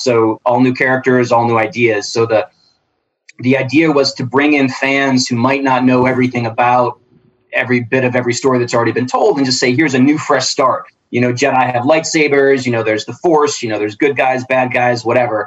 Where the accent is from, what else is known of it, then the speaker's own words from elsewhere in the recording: Detroit, Michigan, United States; also born or lived in Birmingham; I grew up in Detroit. I lived in Birmingham for a long time and kind of different spots